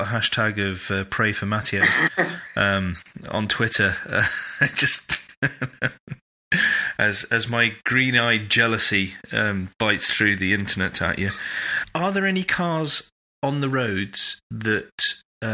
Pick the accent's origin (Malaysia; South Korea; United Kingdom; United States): United Kingdom; I'm British